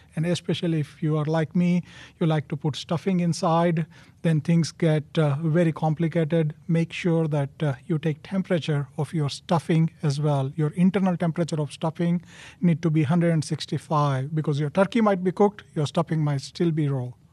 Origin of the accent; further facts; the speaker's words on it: India; moved away as an adult; now in United States; born and raised in India